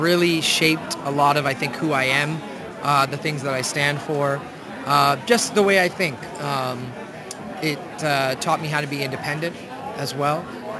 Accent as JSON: {"language": "English", "country": "Canada", "tie": "born or raised there", "said": "I'm born and brought up in Canada. I'm Canadian. My parents came here from India in the 70s."}